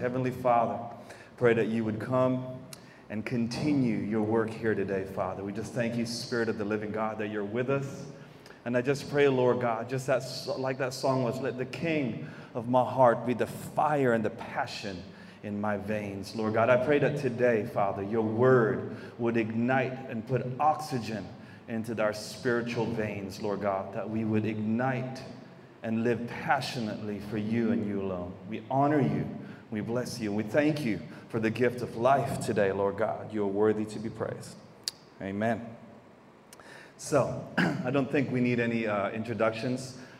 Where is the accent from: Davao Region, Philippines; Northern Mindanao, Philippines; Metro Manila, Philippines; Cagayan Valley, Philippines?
Davao Region, Philippines; Davao City; born there; I was born here in Davao City. For those that don't know, I'm half Filipino. My mama is Filipino, and I'm half American, whatever that looks like, because that is a total mix in my family.